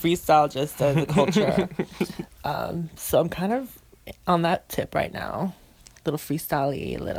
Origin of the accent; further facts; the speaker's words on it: New York City, New York, United States; growing up in Sunset Park in Brooklyn